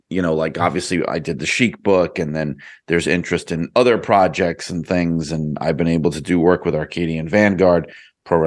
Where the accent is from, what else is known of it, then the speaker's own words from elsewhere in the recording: New York City, New York, United States; I grew up in New York City